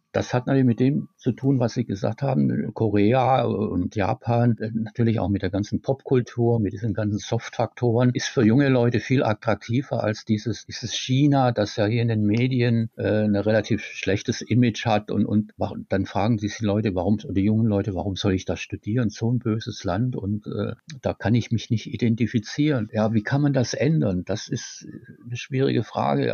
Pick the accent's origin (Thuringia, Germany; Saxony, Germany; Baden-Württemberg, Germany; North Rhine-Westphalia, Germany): Baden-Württemberg, Germany; Tübingen; ich bin gebürtiger Tübinger, habe auch in Tübingen dann Volkswirtschaft studiert